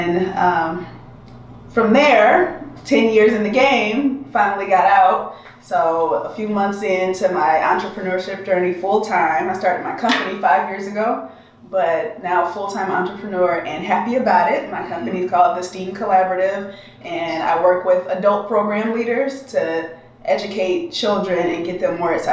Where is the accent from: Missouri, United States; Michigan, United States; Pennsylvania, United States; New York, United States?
Michigan, United States; Detroit; moved away as an adult; now in San Diego, United States; I am originally from Detroit, and I've been in San Diego for 7 years